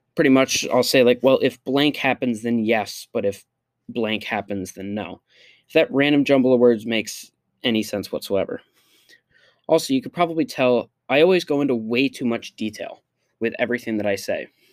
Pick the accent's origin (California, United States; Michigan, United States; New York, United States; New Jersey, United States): New York, United States; Liverpool; also born or lived in Waterford, New York; Despite being from Syracuse and going to school there every year, every year of my life